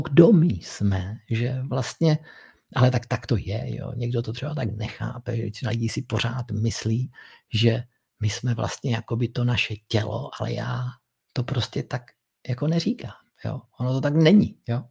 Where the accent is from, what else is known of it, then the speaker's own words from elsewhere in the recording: Moravia, Czechia; u nás na Moravě